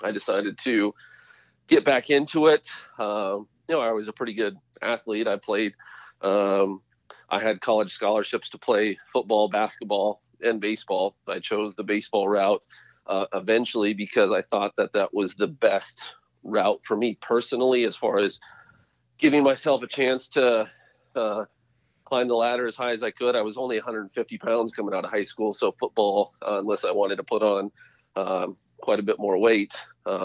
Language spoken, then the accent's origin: English; Great Falls, Montana, United States; now in Phoenix, United States; I was born and raised in Montana